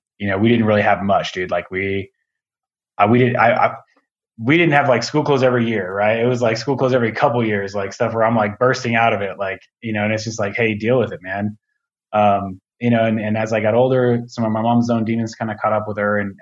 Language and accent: English; Aurora, Colorado, United States; I grew up out here in Colorado in Aurora, which is just like a suburb of Denver